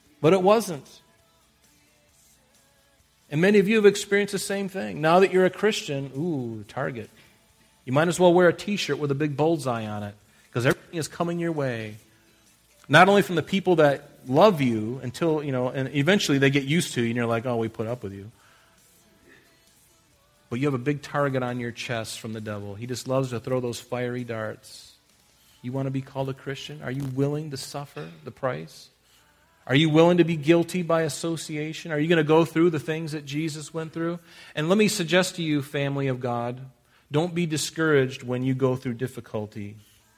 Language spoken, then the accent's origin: English; United States; we're American